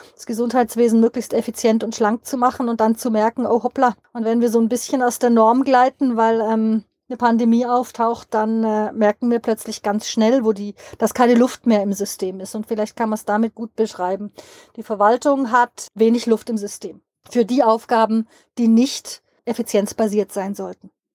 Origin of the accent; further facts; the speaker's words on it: Switzerland; bei uns in der Schweiz